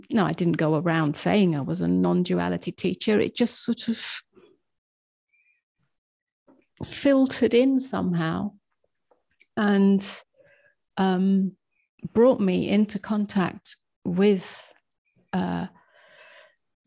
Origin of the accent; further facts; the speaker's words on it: England, United Kingdom; moved away as an adult; now in United States; I was brought up as English